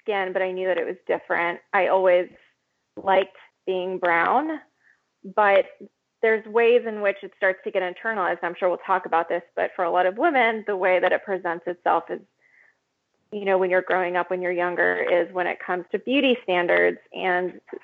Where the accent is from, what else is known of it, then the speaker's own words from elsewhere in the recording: Florida, United States; also born or lived in Mexico; Was born in Mexico, moved to Florida when I was a baby, and the community that I grew up